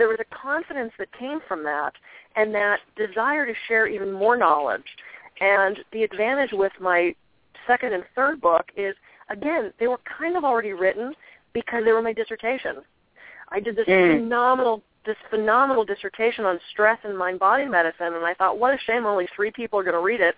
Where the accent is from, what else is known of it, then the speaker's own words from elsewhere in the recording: East Coast, United States; moved away; I'm from the East Coast originally